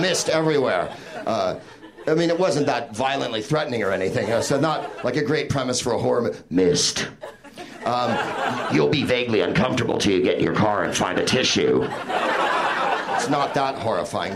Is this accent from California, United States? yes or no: yes; San Francisco, California, United States; now in Los Angeles, United States; I'm from San Francisco